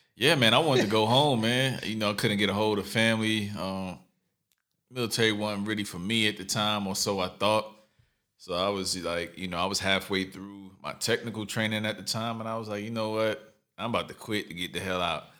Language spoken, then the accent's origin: English; New York City, New York, United States; moved away; also born or lived in California; I'm from New York City, Brooklyn, to be exact, Lower East Side as well